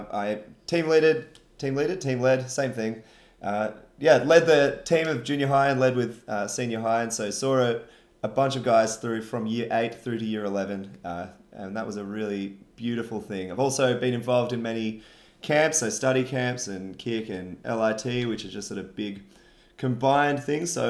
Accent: Wollongong, New South Wales, Australia; now in Sydney, Australia; I grew up in Wollongong, which is drastically different.

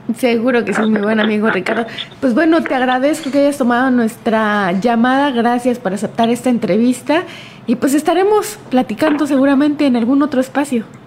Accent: Mexico; como mexicanos recordemos las hazañas históricas que hemos tenido

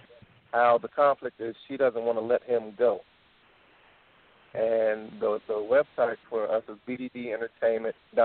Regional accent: Philadelphia, Pennsylvania, United States; now in Minnesota, United States; I was born in Philly

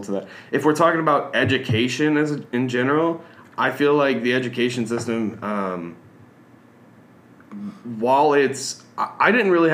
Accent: Louisiana, United States; growing up in Louisiana and going to a Louisiana school

